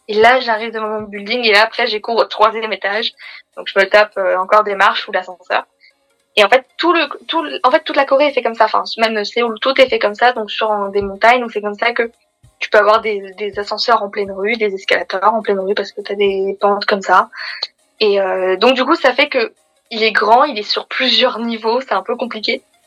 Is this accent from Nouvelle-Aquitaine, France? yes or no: no; Paris, Île-de-France, France; En tant que parisienne